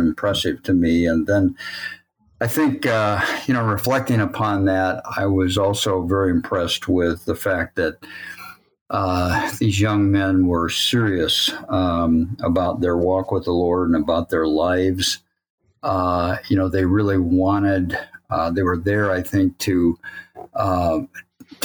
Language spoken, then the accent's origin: English; Sturgis, Michigan, United States; also born or lived in Illinois / Coldwater, Michigan / Ohio; from the age of 2.5 or something like that, I moved with my family to Sturgis, Michigan, where I went to high school